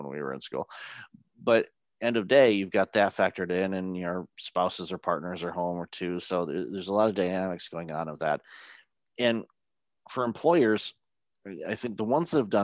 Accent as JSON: {"language": "English", "town": "Detroit", "region": "Michigan", "country": "United States", "tie": "born or raised there", "said": "I grew up in Detroit"}